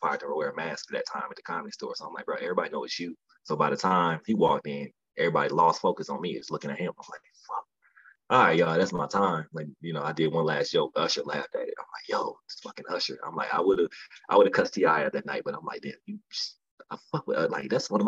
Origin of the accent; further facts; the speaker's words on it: Midwest, United States; I'm from the Midwest, so we're naturally angry people.